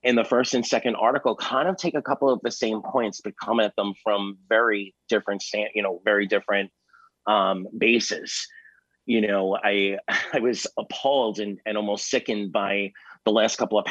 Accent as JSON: {"language": "English", "region": "New York", "country": "United States", "tie": "born or raised there", "said": "growing up in New York"}